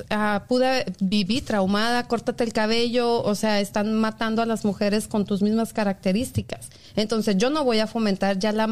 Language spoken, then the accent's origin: Spanish; Ciudad Juárez, Chihuahua, Mexico; moved away; Yo soy de Ciudad Juárez.